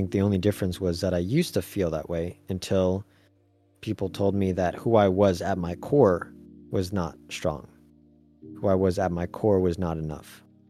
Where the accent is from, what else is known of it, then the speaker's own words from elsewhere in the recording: Taiwan; You'd never guess that I grew up in Taiwan.